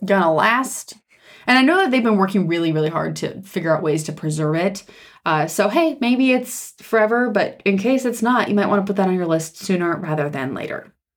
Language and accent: English; Nevada, United States; we're from Nevada